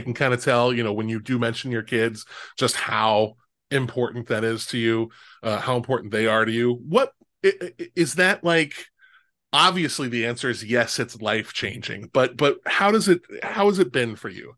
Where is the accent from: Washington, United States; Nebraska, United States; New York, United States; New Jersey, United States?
Nebraska, United States; Omaha; I grew up in Omaha, Nebraska